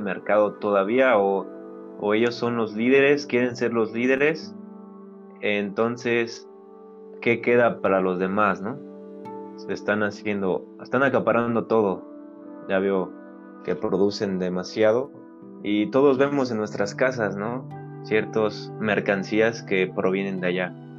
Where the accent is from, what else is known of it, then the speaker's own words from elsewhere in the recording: Mexico; como mexicanos